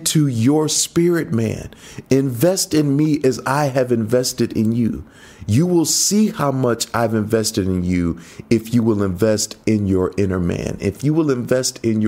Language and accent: English; United States; moved away; growing up in the States